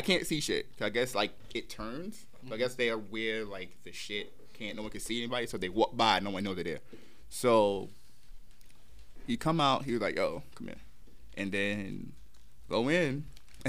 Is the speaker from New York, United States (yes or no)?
yes; New York City, New York, United States; I'm from Brooklyn